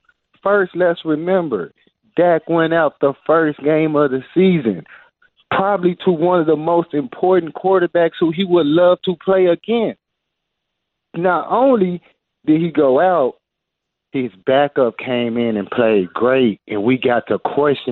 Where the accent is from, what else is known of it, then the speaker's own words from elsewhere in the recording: Little Rock, Arkansas, United States; I'm originally from Little Rock, Arkansas